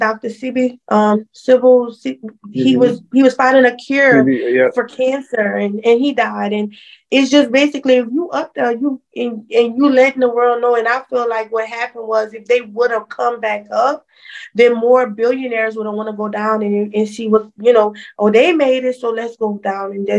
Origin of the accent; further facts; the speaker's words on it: Louisiana, United States; we're from Louisiana